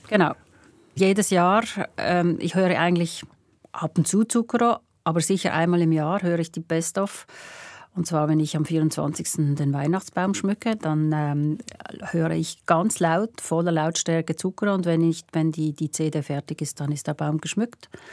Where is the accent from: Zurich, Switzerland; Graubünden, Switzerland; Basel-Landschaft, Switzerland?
Basel-Landschaft, Switzerland; Pratteln; Ich bin in Pratteln aufgewachsen, Basel-Land